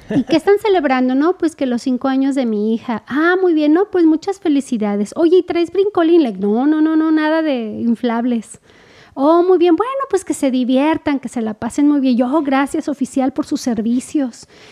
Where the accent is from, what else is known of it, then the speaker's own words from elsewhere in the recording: Mexico; como mexicanos decimos